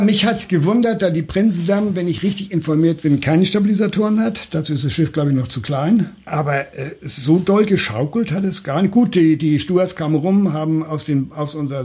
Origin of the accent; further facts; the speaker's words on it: Hamburg, Germany; aus meiner Geburtsstadt